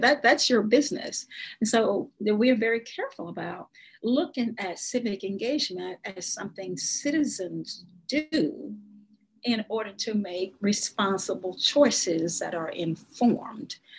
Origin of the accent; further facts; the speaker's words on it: Nevada County, South Arkansas, United States; I am from Arkansas. I was born in Arkansas, and um, and I grew up here.